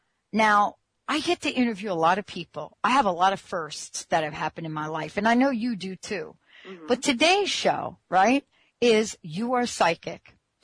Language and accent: English; Missouri, United States; I'm like, what's that state where you're from? I'm from Missouri.